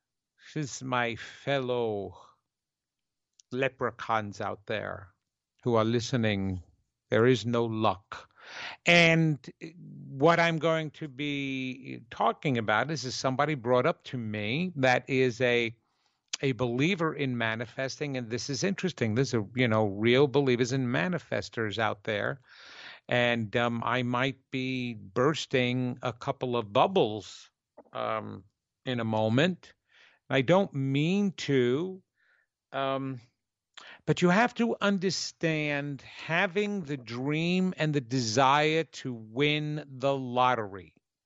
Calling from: Holly Springs, North Carolina, United States; I am live from North Carolina, Holly Springs area, right around Raleigh.

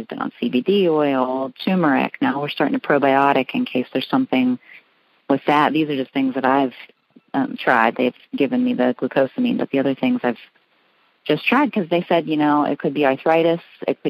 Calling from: Pittsburgh, Pennsylvania, United States; I'm calling from Pittsburgh, Pennsylvania.

